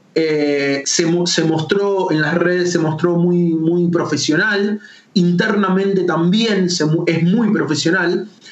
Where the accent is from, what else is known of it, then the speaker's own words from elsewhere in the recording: Argentina; soy embajador argentino